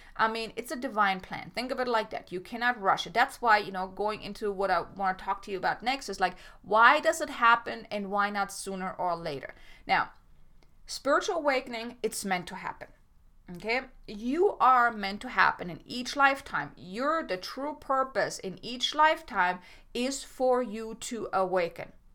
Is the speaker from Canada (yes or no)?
no; Germany; moved away as an adult; I grew up in Germany. I mean, I am German. I didn't come here until I was twenty-four, twenty-five, twenty-five.